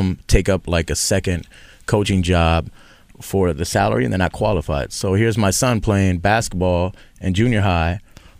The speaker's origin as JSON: {"language": "English", "region": "Texas", "country": "United States", "said": "I'm from Texas. My mother's Venezuelan. Father's Argentinian"}